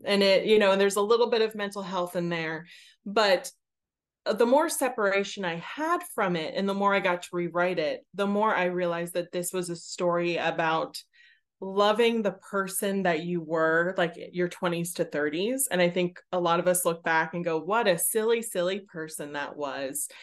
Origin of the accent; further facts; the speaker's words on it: Pittsburgh, Pennsylvania, United States; I am from Pittsburgh